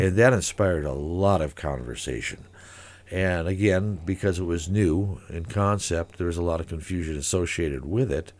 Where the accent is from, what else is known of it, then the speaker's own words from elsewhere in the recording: Saint Paul, Minnesota, United States; moved away as an adult; also born or lived in Eugene, Oregon; now in Great Falls, United States; I came from Saint Paul originally